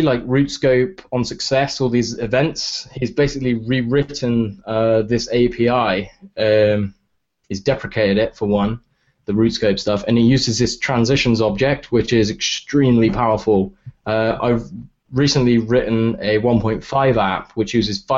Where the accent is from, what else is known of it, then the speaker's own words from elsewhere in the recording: England, United Kingdom; accent: English; my English accent